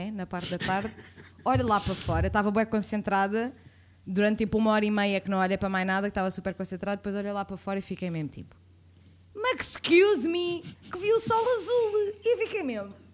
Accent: Sintra, Lisbon, Portugal; Eu sou de Sintra

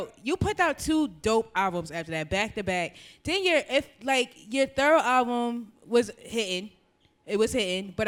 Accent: Philadelphia, Pennsylvania, United States; moved away; I'm originally from Philadelphia

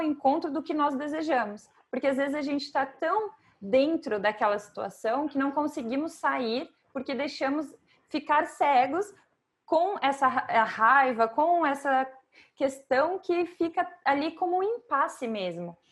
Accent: Brazil; now in Portugal; eu como brasileira

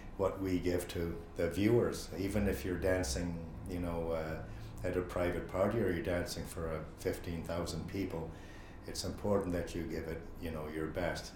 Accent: Chicago, Illinois, United States; now in Ireland; I grew up in Chicago

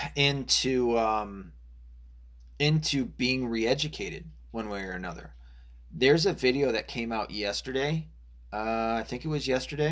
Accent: Arkansas, United States; I was born in Arkansas.

